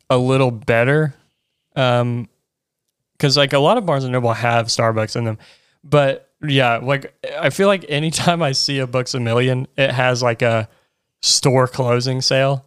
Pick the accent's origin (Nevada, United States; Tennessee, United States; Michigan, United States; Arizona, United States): Tennessee, United States; Chattanooga; I grew up in Chattanooga